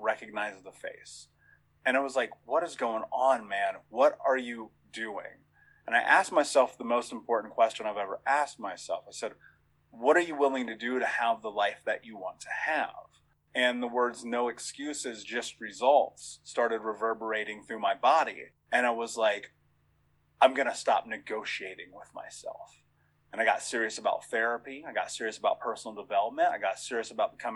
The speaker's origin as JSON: {"language": "English", "region": "Indiana", "country": "United States", "tie": "born or raised there", "said": "I grew up in Indiana."}